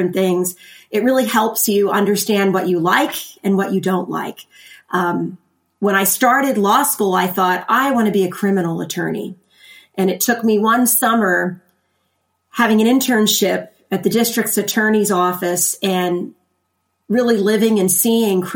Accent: Lancaster County, Pennsylvania, United States; I am from Lancaster County, Pennsylvania, and I grew up there

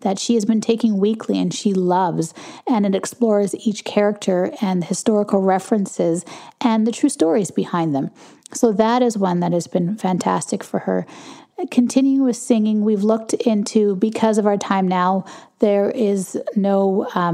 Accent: Canada; I'm Canadian

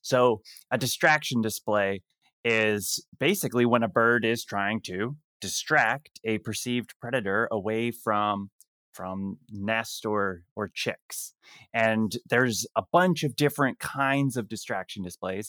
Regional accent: Canada; I'm Canadian

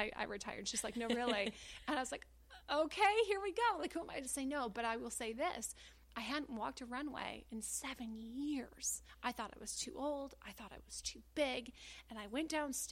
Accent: Grand Rapids, Michigan, United States; moved away as an adult; also born or lived in France; now in Los Angeles, United States; I was born and raised in Grand Rapids, Michigan

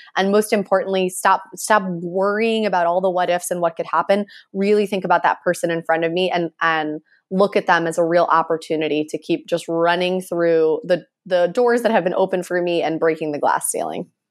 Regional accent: Miami, Florida, United States; growing up in Miami

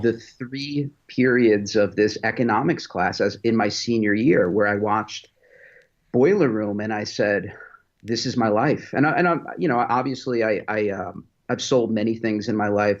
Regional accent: West Islip, New York, United States; moved away as an adult; now in Greenville, United States; So I was born in New York, grew up on Long Island

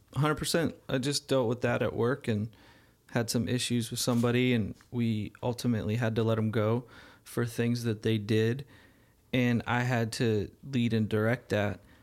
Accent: Arizona, United States; moved away; growing up in Arizona

